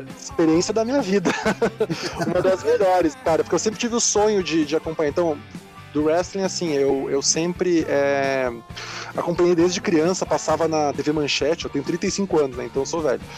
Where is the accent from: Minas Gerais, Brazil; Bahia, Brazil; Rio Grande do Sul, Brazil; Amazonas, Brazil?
Rio Grande do Sul, Brazil; Porto Alegre; moved away as an adult; now in São Paulo, Brazil; eu sou gaúcho de Porto Alegre, me mudei para São Paulo em 2005